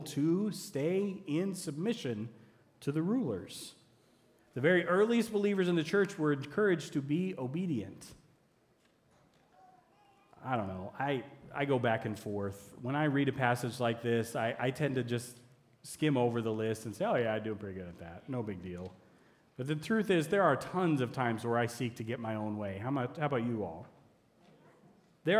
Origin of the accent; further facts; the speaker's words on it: United States; as an American citizen